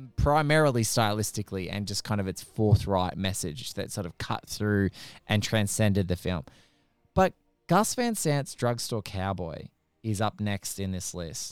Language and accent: English; Australia; as an Aussie